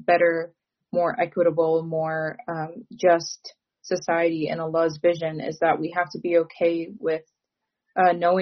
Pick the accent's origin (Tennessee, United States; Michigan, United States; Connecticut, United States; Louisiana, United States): Michigan, United States; I'm also from Michigan